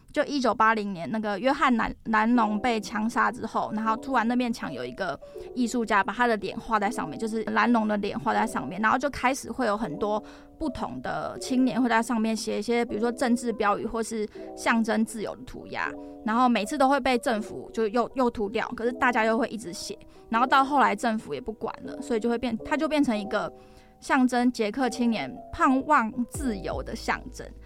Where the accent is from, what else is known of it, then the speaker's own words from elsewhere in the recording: Taiwan; 我就说，哦，台湾